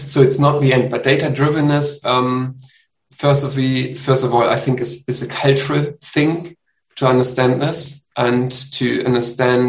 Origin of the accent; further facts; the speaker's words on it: Germany; I'm from Germany.